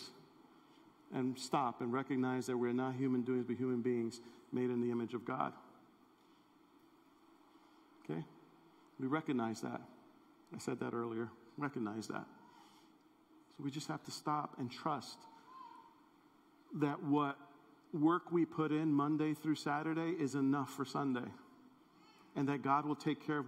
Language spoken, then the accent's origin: English; New York City, New York, United States; growing up in New York City